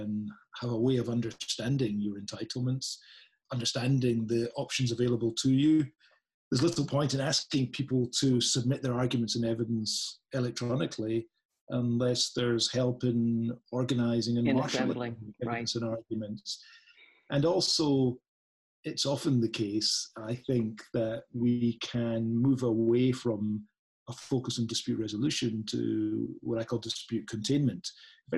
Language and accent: English; Scotland, United Kingdom; accent: Scottish; a Scottish accent